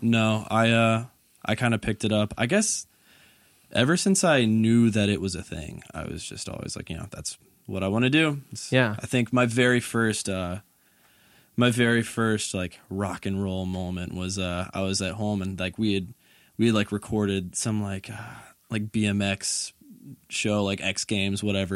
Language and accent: English; Conyers, Georgia, United States; moved away as an adult; also born or lived in Murfreesboro, Tennessee; I grew up in a suburb called uh, Conyers. It's probably like 45, maybe 30 minutes away from it